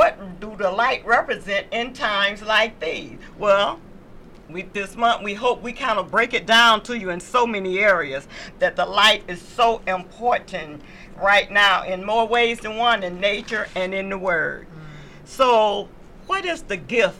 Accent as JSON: {"language": "English", "region": "the South", "country": "United States", "tie": "born or raised there", "moved": "yes", "said": "I come from the South"}